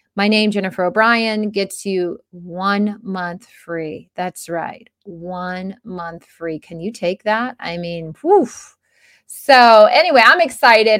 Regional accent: Florida, United States; I grew up in Florida

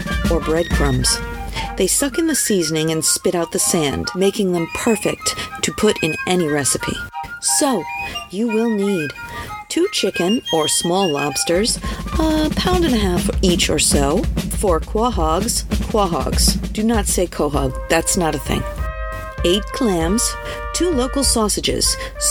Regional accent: Rhode Island, United States; growing up in Rhode Island

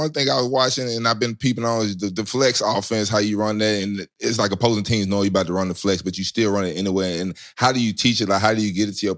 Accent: Memphis, Tennessee, United States; now in Atlanta, United States; almost kind of born and raised in Memphis, Tennessee.

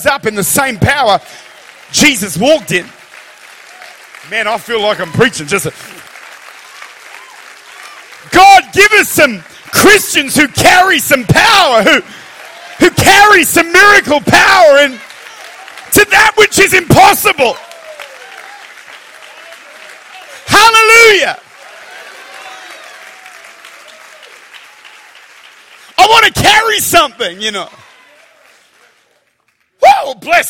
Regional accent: Australia; I'm Australian

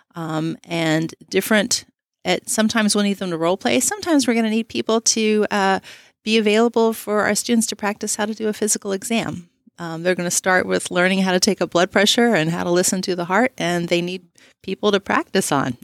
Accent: Texas, United States; moved away as an adult; I'm originally from Texas, and we were looking for opportunities to come back.

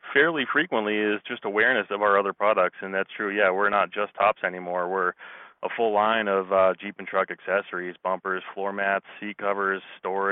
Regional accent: Massachusetts, United States; moved away as an adult; now in Colorado, United States; I am from Massachusetts, and you know, I moved out to Colorado about 10 years ago

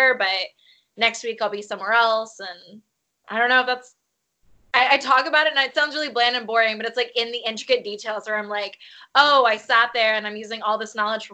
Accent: Birmingham, Alabama, United States; moved away as an adult; now in Nashville, United States; I currently live in Nashville, but I'm from Birmingham, where I spent the first 27 years of my life before I moved here to Nashville 2 years ago.

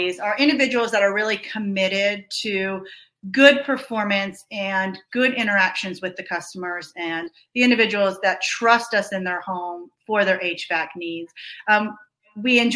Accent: Georgia, United States; Buck and I are both native to the state. So we grew up in Georgia

